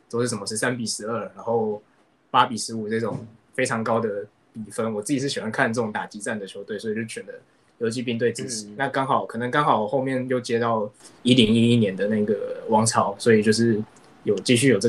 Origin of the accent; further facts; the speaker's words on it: Taiwan; also born or lived in Nagoya, Japan; 我自己小时候看棒球开始是小时候住日本，那那边就是属地主义嘛。我那时候是住名古屋，就是很理所当然支持那个中日东。然后后来搬到台湾，搬回来台湾以后